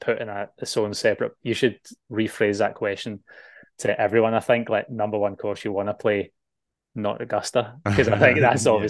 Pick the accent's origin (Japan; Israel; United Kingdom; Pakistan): United Kingdom; Scotland; now in Australia; I'm a Scotsman.